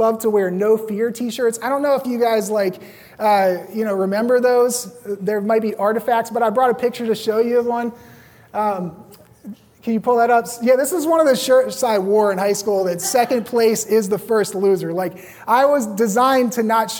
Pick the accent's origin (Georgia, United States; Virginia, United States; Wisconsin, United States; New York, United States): Virginia, United States; Roanoke; moved away as an adult; also born or lived in Los Angeles; back in my hometown in Roanoke